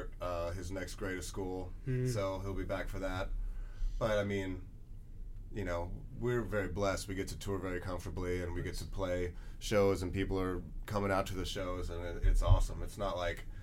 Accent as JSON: {"language": "English", "town": "Los Angeles", "region": "California", "country": "United States", "said": "we're from Los Angeles"}